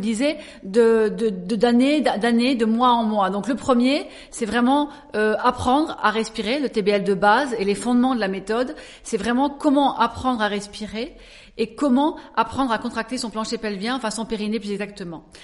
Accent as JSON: {"language": "French", "area": "Alsace", "region": "Grand Est", "country": "France", "tie": "born or raised there", "also_born_or_lived": "Paris", "moved": "as an adult", "said": "je suis née quand même en Alsace donc je suis une alsacienne et à l'âge de 19 ans, 20 ans, je suis montée donc sur Paris"}